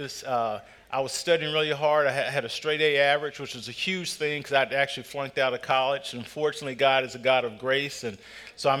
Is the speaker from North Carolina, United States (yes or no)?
yes; North Carolina, United States; I grew up in North Carolina